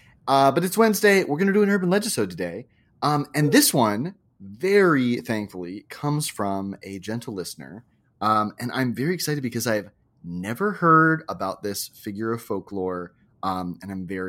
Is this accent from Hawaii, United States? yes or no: yes; Hawaii, United States; I wanted to share a story from another book that filled my childhood growing up in Hawaii with a number of terrors, both large and small.